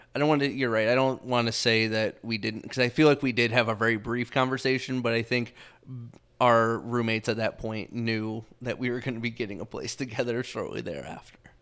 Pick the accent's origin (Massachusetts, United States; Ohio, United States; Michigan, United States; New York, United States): Michigan, United States; Southeast; moved away as an adult; now in Arizona, United States; I'm from Michigan, um, Southeast Michigan. I grew up there my entire life up until we moved out to Arizona.